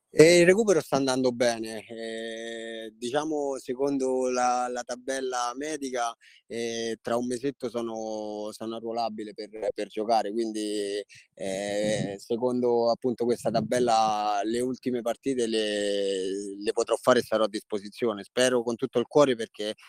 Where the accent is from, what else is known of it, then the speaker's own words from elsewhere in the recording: Rome, Lazio, Italy; io sono di Roma, sono nato e cresciuto